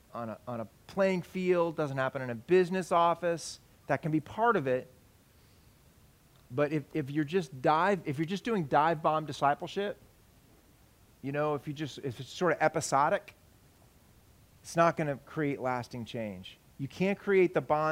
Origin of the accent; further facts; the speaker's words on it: United States; We're American men.